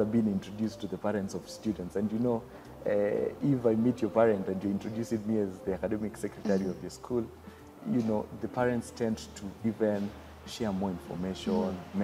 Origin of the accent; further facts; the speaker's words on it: Makueni County, Kenya; first language Kamba; English is a second language; moved away; also born or lived in Thika / Nairobi; having grown up in the village in Makueni